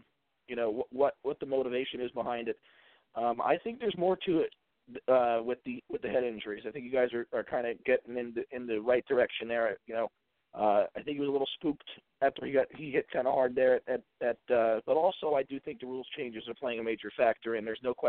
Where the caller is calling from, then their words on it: Virginia, United States; in Virginia.